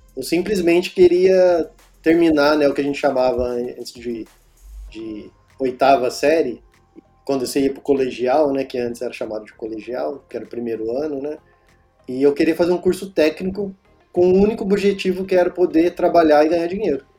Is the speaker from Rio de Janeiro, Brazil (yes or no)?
no; Pindamonhangaba, São Paulo, Brazil; voltei para cá, para o interior, né? Que eu sou de Pindamonhangaba.